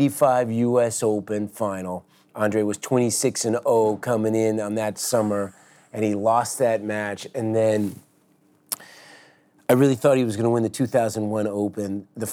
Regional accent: San Francisco, California, United States; San Francisco, even though it wasn't a huge tournament, but it was my hometown tournament

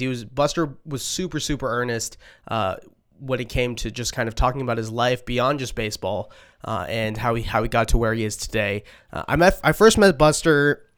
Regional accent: Boston, Massachusetts, United States; I'm from Boston

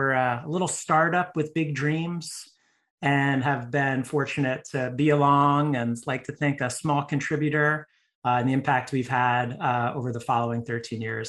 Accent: New Jersey, United States; moved away as an adult; also born or lived in Colorado / San Francisco Bay Area; now in Austin, United States; I grew up in New Jersey

